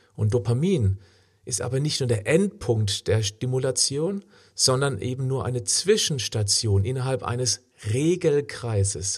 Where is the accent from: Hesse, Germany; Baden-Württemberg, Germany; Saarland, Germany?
Baden-Württemberg, Germany; Freiburg; in meiner Heimatstadt Freiburg